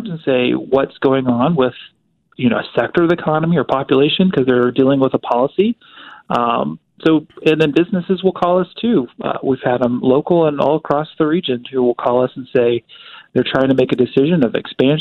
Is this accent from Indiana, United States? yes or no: no; Topeka, Kansas, United States; also born or lived in Georgia, United States; now in Wichita, United States; I grew up and graduated Topeka High, but I was born in Georgia